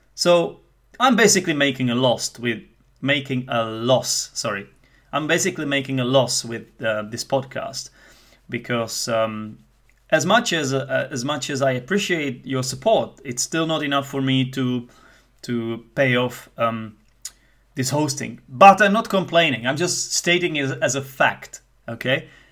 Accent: Czechia; accent: Czech; first language Czech; English is a second language; Some people might say that I have a Czech accent. I would like to say that it's not as Czech as other Czechs might have it

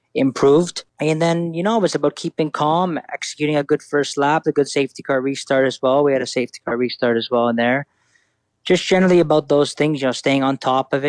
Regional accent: Italy; growing up in Italy.

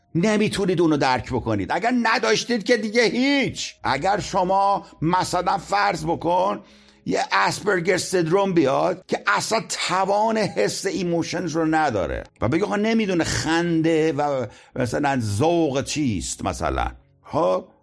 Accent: Isfahan, Iran; born or raised there

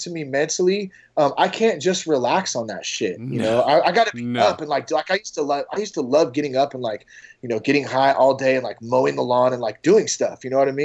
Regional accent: Vacaville, California, United States; my hometown of Vacaville

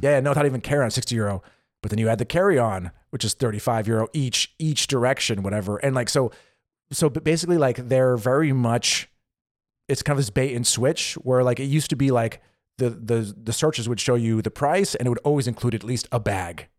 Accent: United States; moved away as an adult; now in Germany; I grew up in the States

